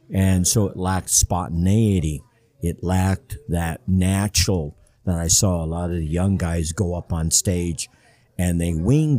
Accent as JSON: {"language": "English", "town": "Los Angeles", "region": "California", "country": "United States", "also_born_or_lived": "Mexicali", "said": "And I am originally from Los Angeles. I like to say that I moved more than the U-Haul movers."}